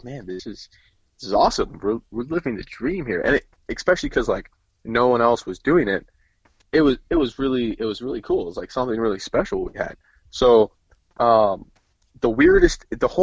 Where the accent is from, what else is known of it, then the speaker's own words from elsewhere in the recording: Laguna Beach, California, United States; where I grew up in Laguna, it was such a small town.